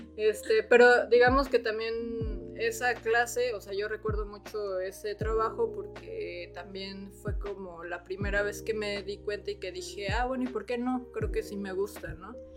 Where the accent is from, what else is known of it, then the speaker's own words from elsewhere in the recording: Mexico City, Mexico; yo soy de la Ciudad de México